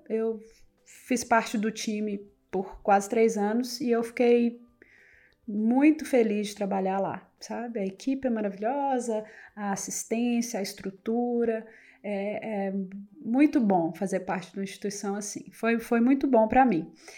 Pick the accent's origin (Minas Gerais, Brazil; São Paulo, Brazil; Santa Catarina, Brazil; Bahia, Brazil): Minas Gerais, Brazil; north of; moved away as an adult; also born or lived in Montes Claros, Brazil / London, United Kingdom; Eu sou de, do norte de Minas